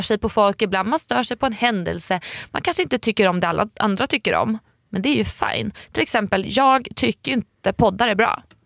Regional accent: Sweden; vi svenskar

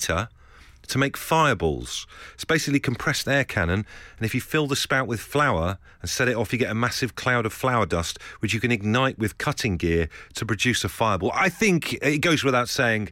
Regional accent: Devon, South West England, United Kingdom; now in Leigh-on-Sea, United Kingdom; growing up in Devon

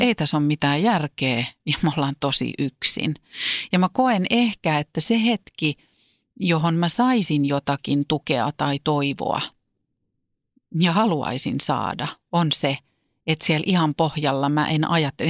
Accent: Vantaa, Uusimaa, Finland; Vantaan Korsossa, mistä mä oon kotoisin

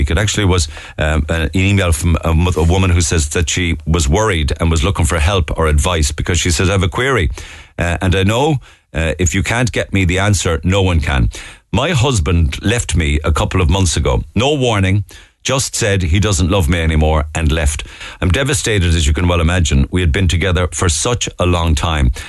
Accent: Cork, Munster, Ireland; now in France; We're both from Cork originally, but now we're living in a small town in France near Toulouse and Bordeaux. We've lived here for seven years, and we haven't made it home for the last five Christmases.

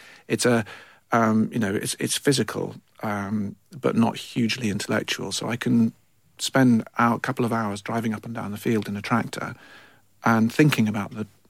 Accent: Bishop's Stortford, East of England, United Kingdom; So he went and worked in London for many years, which is why I don't sound like I'm from Fife.

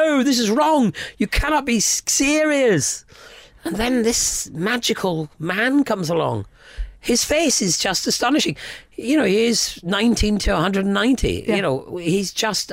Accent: Scotland, United Kingdom; a lot of Scots, we're

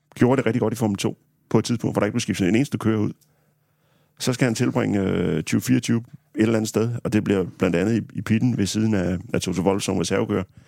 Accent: Harslev, Zealand, Denmark; mine forældre har haft et øh, autoværksted hjemme i Harslev på Sydsjælland

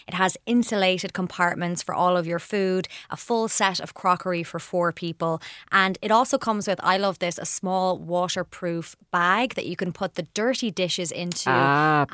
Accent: Portmarnock, Leinster, Ireland; my hometown of Portmarnock

